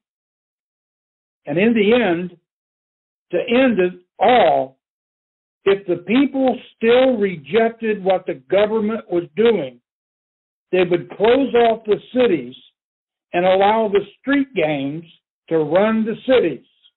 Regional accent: Indianapolis, Indiana, United States; in my home state in Indianapolis

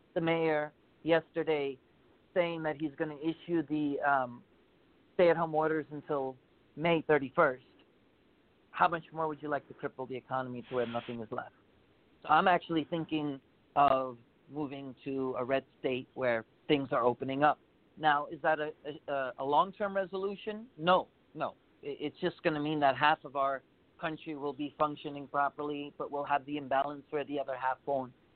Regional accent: United States; being an American.

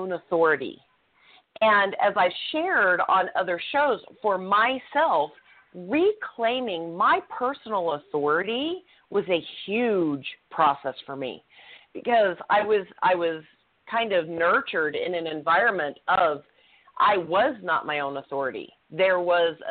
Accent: Utah, United States; I was raised in Utah

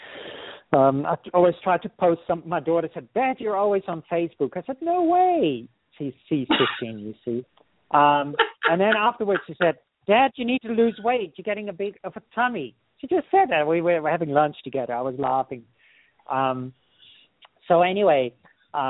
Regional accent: Netherlands; moved away; I'll be teaching in Holland next year again, where I'm originally from, and I'm working on actually teaching from my hometown where I was born

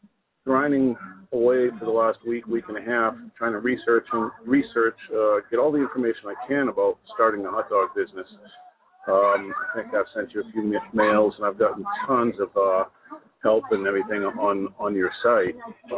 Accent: New Hampshire, United States; moved away as an adult; now in North Carolina, United States; I'm from New England. I'm from New Hampshire originally. I've been down here in North Carolina a couple of years.

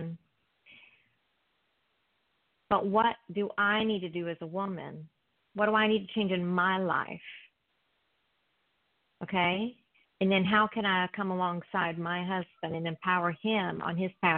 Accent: South Carolina, United States; now in Orange County, United States; I'm from South Carolina also

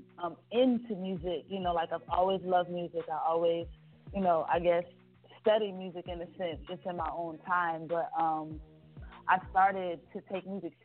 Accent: Richmond, Virginia, United States; moved away as an adult; now in Atlanta, United States; I'm originally from Richmond, Virginia. That's my hometown. I've been in Atlanta for about 6 years or so

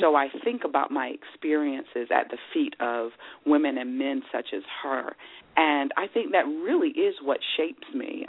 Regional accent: Maryland, United States; growing up in Maryland, I was surrounded by a community of people

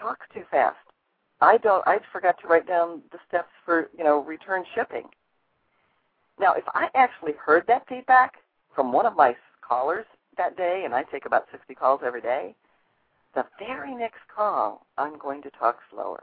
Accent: Chicago, Illinois, United States; my hometown of Chicago

